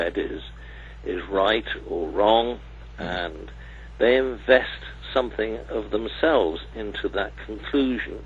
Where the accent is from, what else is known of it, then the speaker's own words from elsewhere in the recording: Cardiff, Wales, United Kingdom; having been born and bred in Cardiff